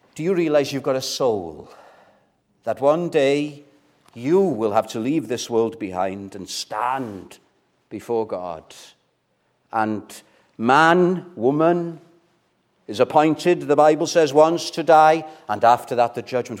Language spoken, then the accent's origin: English; Wales, United Kingdom; first language Welsh; English is a second language; My first language is Welsh, right? So I struggle with English sometimes